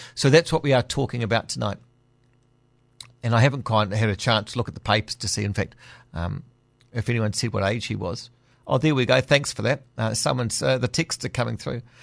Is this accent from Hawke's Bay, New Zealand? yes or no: no; Auckland, New Zealand; growing up in Auckland